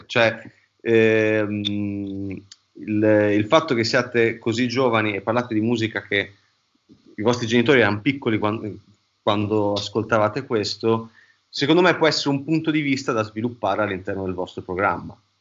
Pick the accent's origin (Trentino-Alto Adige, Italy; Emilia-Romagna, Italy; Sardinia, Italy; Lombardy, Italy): Emilia-Romagna, Italy; accent: Romagnolo; noi veniamo uno tra, una delle terre più belle del mondo, che è la Romagna, ehm, però diciamo che abbiamo un accento che ci ingrassa molto la lingua e che si sente praticamente, ogni cosa che diciamo, si sente che siamo romagnoli.